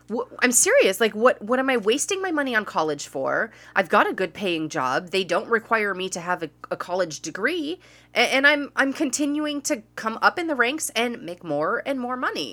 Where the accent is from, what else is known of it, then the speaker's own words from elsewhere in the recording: United States; I'm American